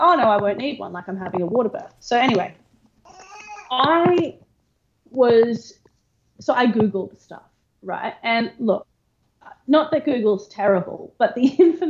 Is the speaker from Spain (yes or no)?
no; Gold Coast, Queensland, Australia; I grew up on the Gold Coast